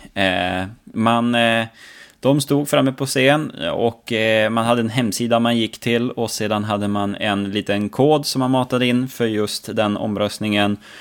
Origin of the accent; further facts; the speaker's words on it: Norrland, Sweden; jag som norrlänning